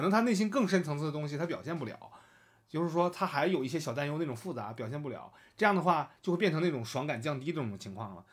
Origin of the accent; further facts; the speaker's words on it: Northeast China, China; accent: Northeastern Mandarin; 我们东北话